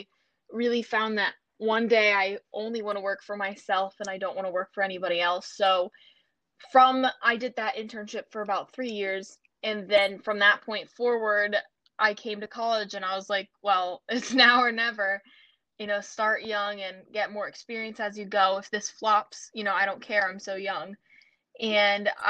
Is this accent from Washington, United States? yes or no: no; North Carolina, United States; I'm from North Carolina